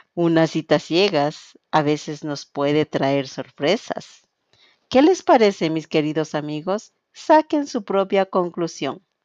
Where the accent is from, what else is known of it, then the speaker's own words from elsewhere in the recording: Quito, Pichincha, Ecuador; soy de Quito, Ecuador